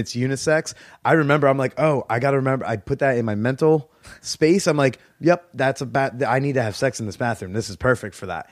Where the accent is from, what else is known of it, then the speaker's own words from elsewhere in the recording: New Jersey, United States; moved away; if I go home to Jersey to, like, my hometown